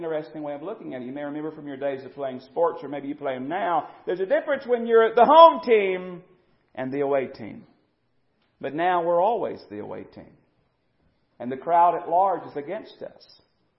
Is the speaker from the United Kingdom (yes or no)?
no; United States; we as American Christians